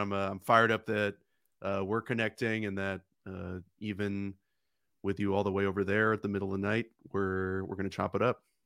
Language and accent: English; Oakland, California, United States; I grew up in Oakland